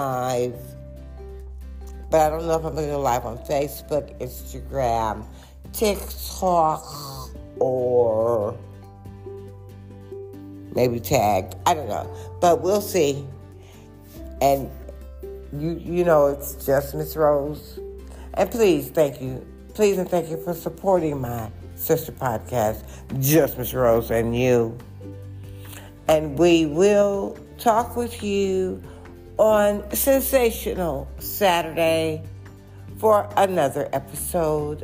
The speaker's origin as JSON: {"language": "English", "town": "Detroit", "region": "Michigan", "country": "United States", "tie": "born or raised there", "also_born_or_lived": "Ferndale, Michigan", "said": "I was actually born and raised in Detroit, Michigan"}